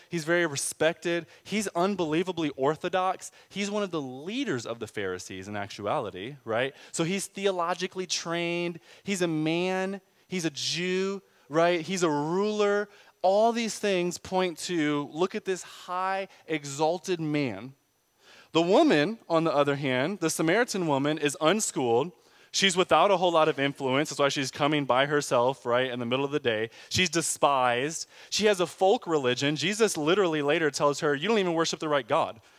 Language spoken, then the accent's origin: English; Pontiac, Michigan, United States; now in Austin, United States; I'm from Pontiac, which is the tenth most dangerous city in America now.